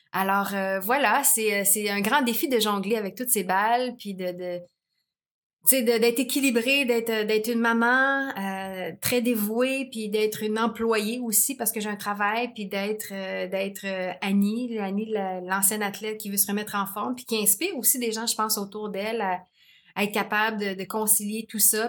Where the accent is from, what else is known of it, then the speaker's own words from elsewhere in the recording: Montreal, Quebec, Canada; je viens de l'Est de Montréal, tout ça, dans un quartier quand même assez rough